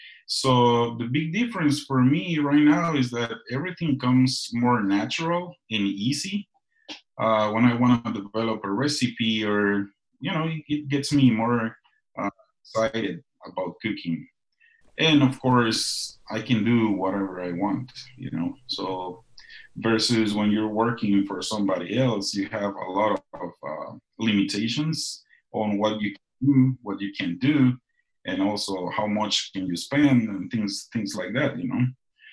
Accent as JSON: {"language": "English", "country": "Guatemala", "tie": "born or raised there", "moved": "yes", "said": "I grew up on Guatemalan tortillas 3 times a day"}